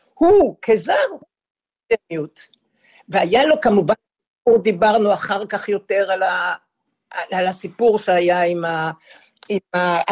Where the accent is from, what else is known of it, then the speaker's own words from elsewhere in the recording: Israel; אנחנו לא נתפסים כישראלים שגדלו בארץ